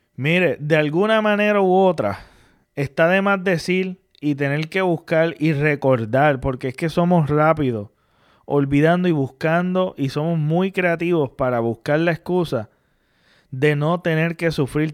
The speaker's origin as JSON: {"language": "Spanish", "country": "Puerto Rico", "said": "como puertorriqueño"}